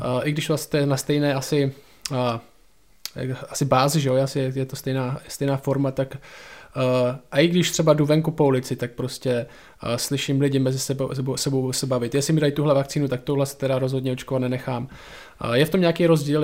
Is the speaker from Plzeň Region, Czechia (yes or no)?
no; Šumperk, Olomouc Region, Czechia; u nás v Šumperku